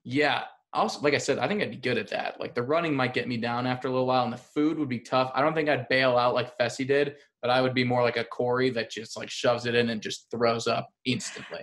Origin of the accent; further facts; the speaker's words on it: Chicago, Illinois, United States; I'm from Chicago.